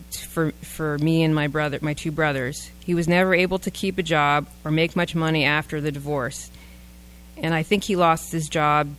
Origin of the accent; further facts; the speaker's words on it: East Coast, United States; I grew up on the East Coast, so it was cold in the winter